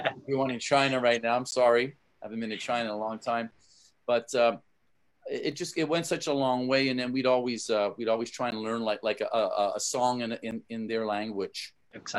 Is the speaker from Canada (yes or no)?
yes; Canada; moved away; I'm from Canada originally